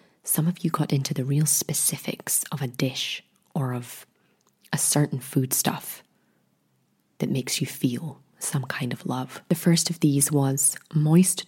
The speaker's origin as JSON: {"language": "English", "region": "Scotland", "country": "United Kingdom", "said": "Being Scottish"}